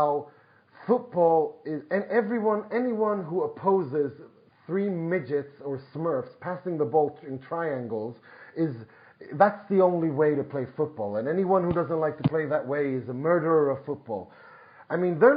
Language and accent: English; Gothenburg, Västra Götaland, Sweden; I was 5 years old when my hometown team, IFK Gothenburg